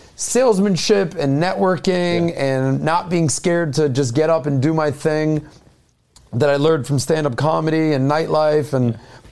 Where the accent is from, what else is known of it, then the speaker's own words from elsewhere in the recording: Miami, Florida, United States; Born and raised in Miami. Okay. My father's from Detroit. I grew up on the wrong side of the tracks in Miami